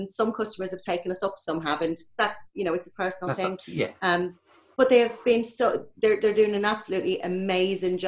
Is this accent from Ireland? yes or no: yes; Ireland; moved away; being Irish